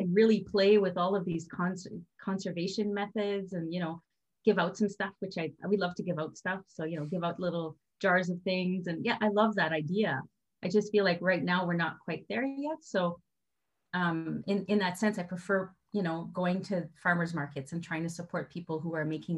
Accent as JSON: {"language": "English", "country": "Canada", "said": "I'm French Canadian, so I do come from a family where, you know, my grandmother had like 14 kids."}